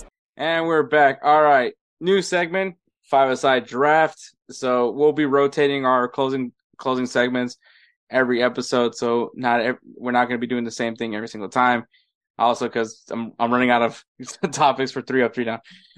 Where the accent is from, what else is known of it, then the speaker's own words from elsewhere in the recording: California, United States; Technically, I'm a Californian.